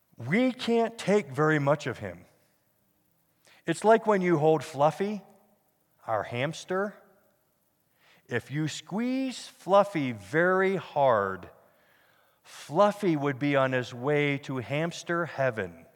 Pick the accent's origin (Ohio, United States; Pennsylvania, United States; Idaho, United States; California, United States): Pennsylvania, United States; now in Denver, United States; I grew up in Pennsylvania